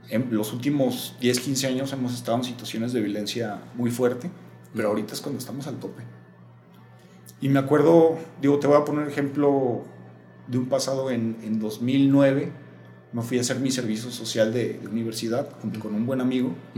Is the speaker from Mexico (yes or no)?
yes; Mexico; also born or lived in Guadalajara; ¿Qué pasó con nosotros como pueblo mexicano?